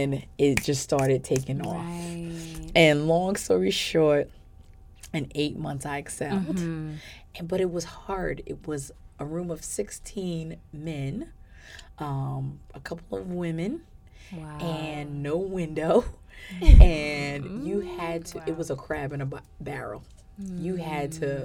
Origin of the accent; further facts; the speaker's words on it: New York City, New York, United States; moved away; I'm born and raised in New York City